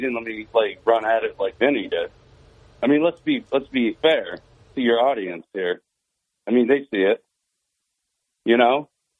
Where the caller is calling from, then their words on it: Endwell, New York, United States; from Endwell again.